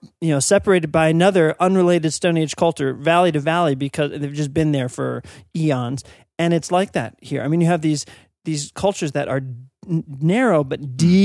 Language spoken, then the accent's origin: English; East Coast, United States; Now, I'm from the East Coast, and so when you're thinking old in the East Coast, you're like, no.